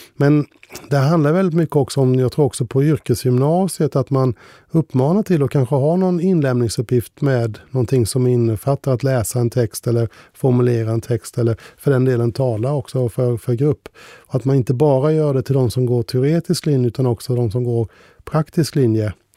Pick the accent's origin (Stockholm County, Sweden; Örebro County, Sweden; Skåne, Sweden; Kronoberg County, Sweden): Kronoberg County, Sweden; Ljuder parish; Ljuder socken, det är min hemkommun, fast jag kommer andra änden. Så alla uttryck där om däka, lue etc. Det var en del av mitt språk